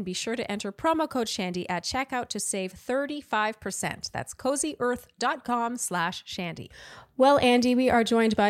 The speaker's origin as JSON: {"language": "English", "country": "Canada", "said": "I just have to say that as a Canadian"}